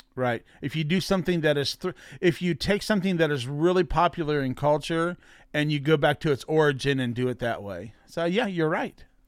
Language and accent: English; Alexandria, Virginia, United States; Kevin, who he and I grew up together out in Alexandria